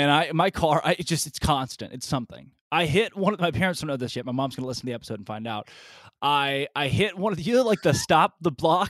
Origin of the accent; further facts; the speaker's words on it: Arkansas, United States; moved away; I grew up in Arkansas